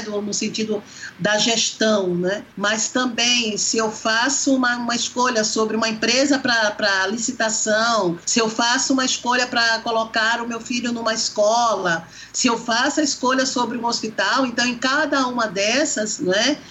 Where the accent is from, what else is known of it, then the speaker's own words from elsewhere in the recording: Brazil; enquanto brasileira